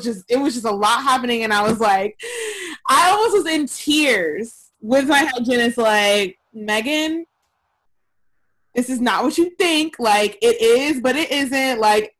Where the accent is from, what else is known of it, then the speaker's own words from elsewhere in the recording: Georgia, United States; moved away; My home state of Georgia